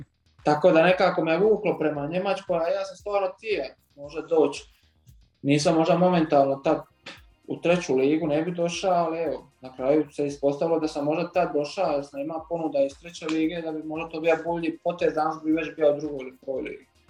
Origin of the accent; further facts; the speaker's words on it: Vrana, Zadar County, Croatia; moved away; also born or lived in Zagreb; rođen sam u Zadru, normalno iz Vrane, To je jedno isto malo pokraj Vranskog jezera